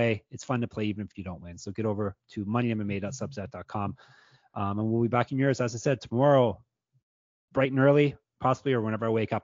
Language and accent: English; Canada; I'm Canadian